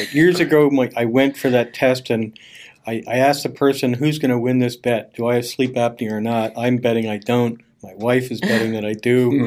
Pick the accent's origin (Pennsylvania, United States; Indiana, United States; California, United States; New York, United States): Pennsylvania, United States; Bethlehem; I'm from Bethlehem, which is over on the east eastern part of the state